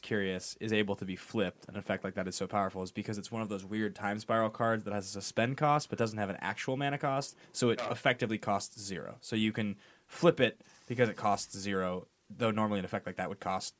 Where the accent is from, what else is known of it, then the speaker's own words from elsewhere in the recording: Seattle, Washington, United States; now in California, United States; I'm also from Seattle. I moved to California.